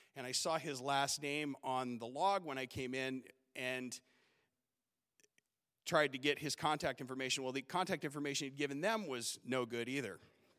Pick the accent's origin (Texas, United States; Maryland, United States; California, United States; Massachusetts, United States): California, United States; Southern; now in Alaska, United States; And growing up in Southern California, I'd never felt at home. But in Alaska, I felt at home. And that winter, I made Alaska my home.